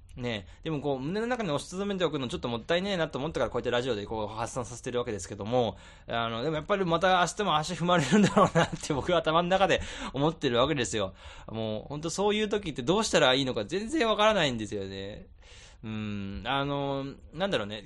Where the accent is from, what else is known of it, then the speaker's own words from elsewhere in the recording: Tokyo, Japan; 俺東京で生まれてる